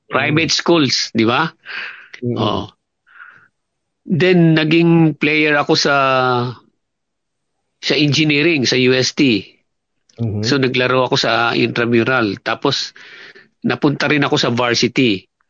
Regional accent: Binangonan, Calabarzon, Philippines; also born or lived in Talisay, Camarines Norte; Sa Pilipinas, my birthplace is Binangonan, Rizal.

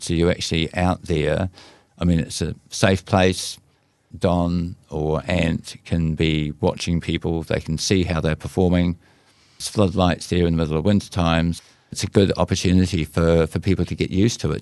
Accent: Whanganui River area, Manawatū-Whanganui, New Zealand; My hometown river that you were cruising down a canoe on

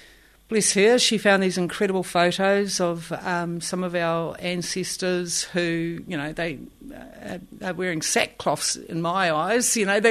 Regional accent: Katikati, Bay of Plenty, New Zealand; born there; also born or lived in Tauranga; oh, yeah, I was born in Katikat. Like that was my – that was the only thing I had to land on.

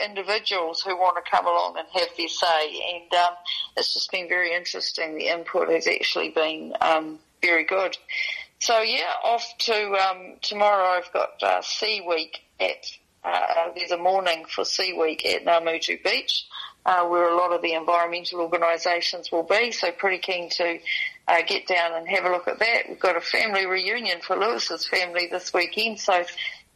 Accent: New Zealand; Okaneki, my hometown

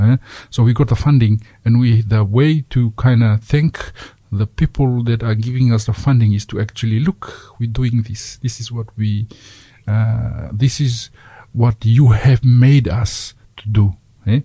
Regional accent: Fiji; now in Dunedin, New Zealand; I grew up in Fiji.

